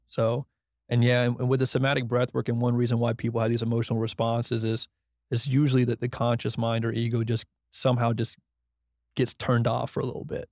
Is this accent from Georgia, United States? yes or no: yes; Brunswick, Georgia, United States; moved away as an adult; now in Austin, United States; from Brunswick, Georgia, who went to F S U